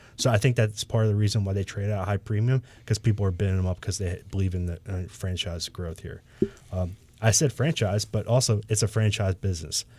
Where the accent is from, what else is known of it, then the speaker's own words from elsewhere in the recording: Michigan, United States; moved away; I'm from Michigan originally